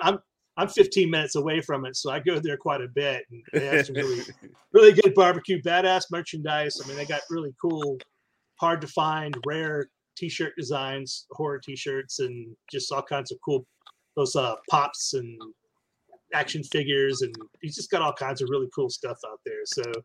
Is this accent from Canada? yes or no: no; Marble Falls, Texas, United States; and my hometown of Marble Falls.